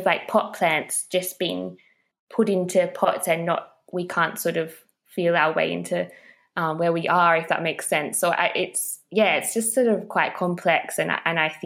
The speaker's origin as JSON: {"language": "English", "country": "Australia", "tie": "born or raised there", "said": "growing up in Australia"}